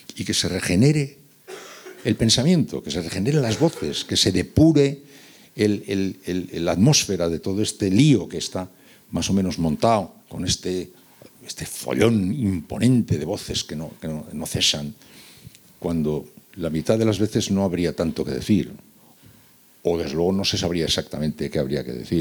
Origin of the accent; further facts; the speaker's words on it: San Sebastián, Basque Country, Spain; moved away; also born or lived in Seville; yo soy de San Sebastián, pero viví casi cinco años en Sevilla.